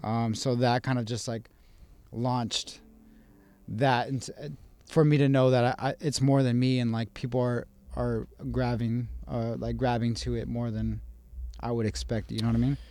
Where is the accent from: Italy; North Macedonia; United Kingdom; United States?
United States; Las Cruces, New Mexico; also born or lived in Albuquerque; I was born in Las Cruces